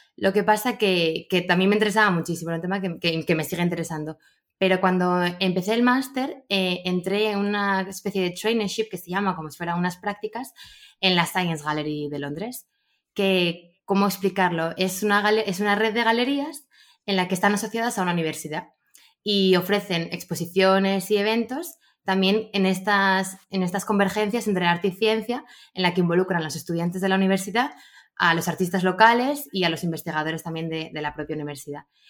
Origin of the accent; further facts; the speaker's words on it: Gijón, Asturias, Spain; Yo soy de Gijón